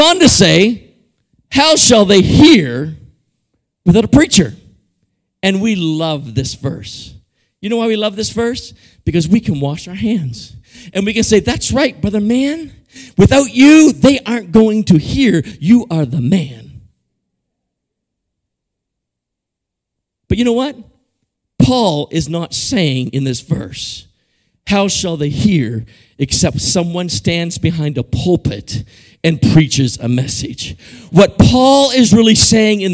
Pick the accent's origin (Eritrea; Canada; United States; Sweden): Canada; moved away as an adult; now in Guatemala; I grew up in Canada